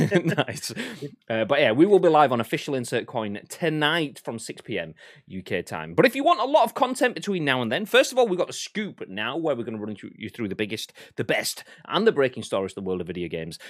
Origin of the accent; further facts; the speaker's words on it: Yorkshire and the Humber, United Kingdom; I'm a Yorkshireman, uh, and a Northerman, which is the same sort of thing